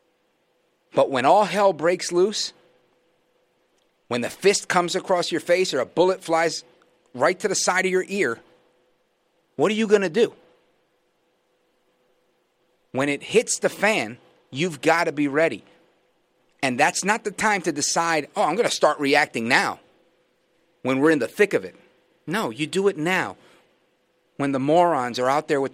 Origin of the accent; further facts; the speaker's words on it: New York City, New York, United States; moved away as an adult; now in New Jersey, United States; I'm a New Yorker. I live in Jersey now, but I was born in Brooklyn.